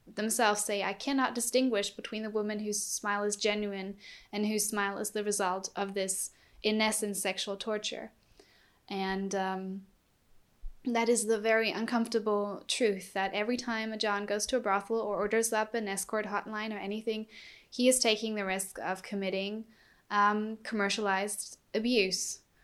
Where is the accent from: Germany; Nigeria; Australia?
Germany; I'm from Germany.